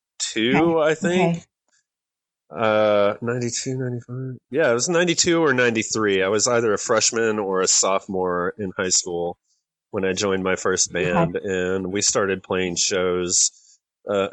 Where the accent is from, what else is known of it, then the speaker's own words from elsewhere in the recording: West Texas, United States; also born or lived in Atlanta, Georgia; now in Georgia, United States; I grew up in West Texas where brisket is life